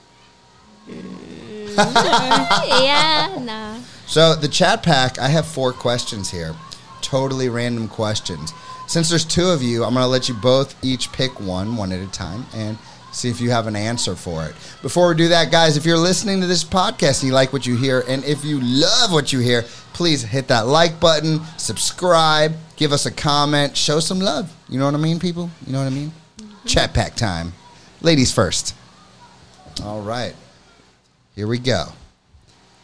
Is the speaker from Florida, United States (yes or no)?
yes; Florida, United States; moved away as an adult; I'm from Florida